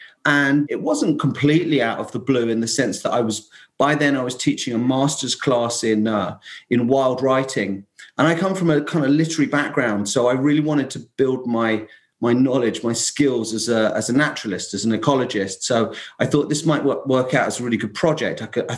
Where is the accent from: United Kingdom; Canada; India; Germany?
United Kingdom; London; moved away as an adult; now in Essex, United Kingdom; I'm actually in that little old island, England, about an hour northeast of London, where I come from. But I've kind of now kind of camped out in a field for the last 20 odd years.